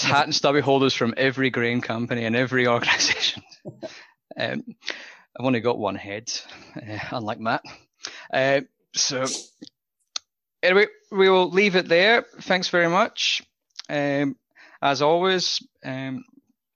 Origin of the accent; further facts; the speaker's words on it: Scotland, United Kingdom; now in Australia; as a Scotsman